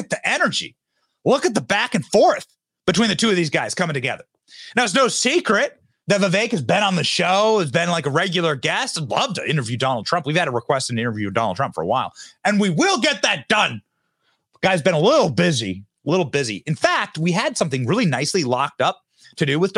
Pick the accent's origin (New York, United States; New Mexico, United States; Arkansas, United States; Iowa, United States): Iowa, United States; I'm from Iowa